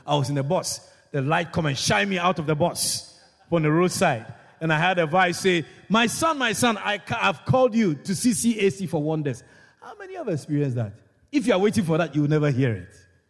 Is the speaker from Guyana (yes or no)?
yes; Georgetown, Demerara-Mahaica, Guyana; I was teaching in Kwakwani. I come from Georgetown. And every weekend, I'll go to Georgetown.